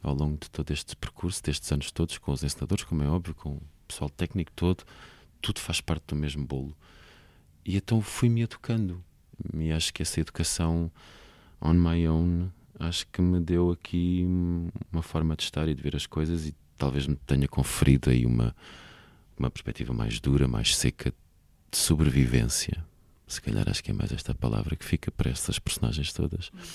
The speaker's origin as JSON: {"language": "Portuguese", "town": "Alhandra", "region": "Lisbon", "country": "Portugal", "tie": "born or raised there", "said": "eu fui criado em Alhandra, uma pequena vila de pescadores no Conselho de Vila Franca de Xira"}